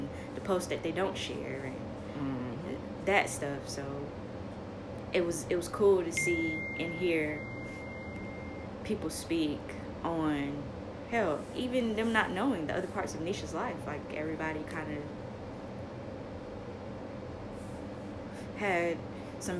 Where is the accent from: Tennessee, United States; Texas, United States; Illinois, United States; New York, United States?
New York, United States; New York City; I am from the projects. I am from Marcy